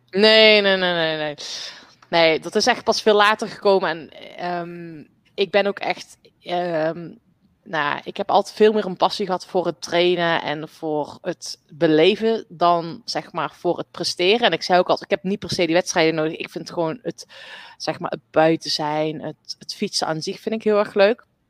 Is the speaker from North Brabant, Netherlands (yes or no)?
yes; North Brabant, Netherlands; Ik ben op de boerderij opgegroeid. Dus ik ben echt een buitenmeisje. Ehm, en nou, ik kom uit Brabant